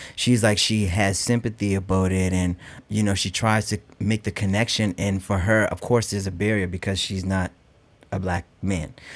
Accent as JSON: {"language": "English", "town": "North Preston", "region": "Nova Scotia", "country": "Canada", "said": "I come all the way from North Preston, uh, which is the largest all-black community in all of Canada"}